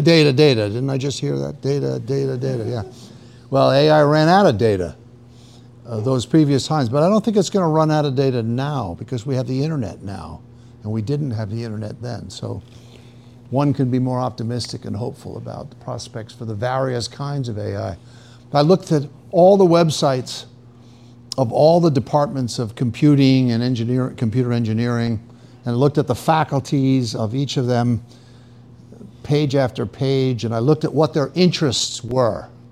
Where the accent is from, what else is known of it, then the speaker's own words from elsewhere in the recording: New York, United States; moved away as an adult; now in Austin, United States; I'm from New York.